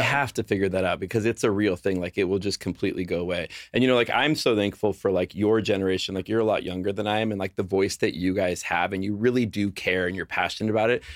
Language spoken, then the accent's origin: English; Los Angeles, California, United States; moved away as an adult; now in Nashville, United States; I grew up in Los Angeles my entire life.